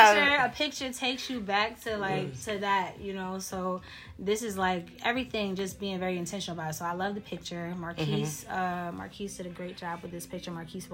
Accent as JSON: {"language": "English", "town": "Worcester", "region": "Massachusetts", "country": "United States", "tie": "born or raised there", "moved": "yes", "said": "Originally from Massachusetts. Worcester"}